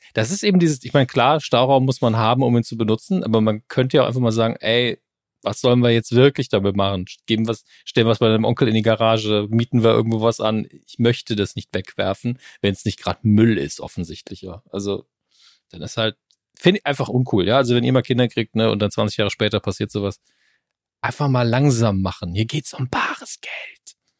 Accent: Saarland, Germany

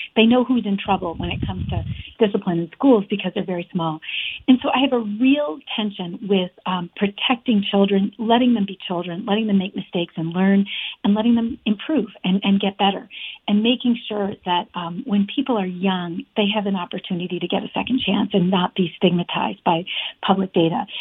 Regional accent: Afghanistan; now in Vermont, United States; I grew up in Afghanistan for years

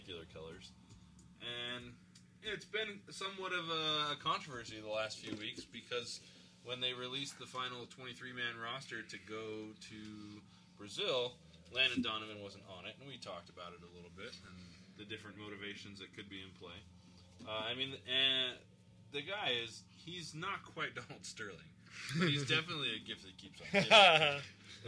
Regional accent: Ghana; moved away; My native Ghana

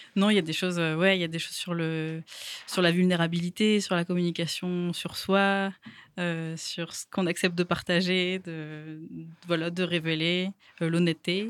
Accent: Toulouse, Occitania, France; Je viens de Toulouse

